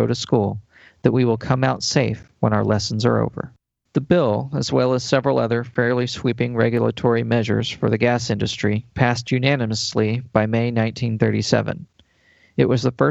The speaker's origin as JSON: {"language": "English", "town": "Texas City", "region": "Texas", "country": "United States", "tie": "born or raised there", "said": "growing up as I did with the history of my hometown, Texas City"}